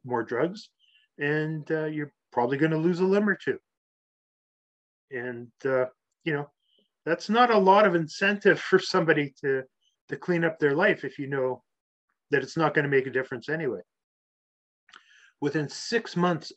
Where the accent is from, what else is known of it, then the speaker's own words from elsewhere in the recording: Canada; I grew up playing hockey in Canada outside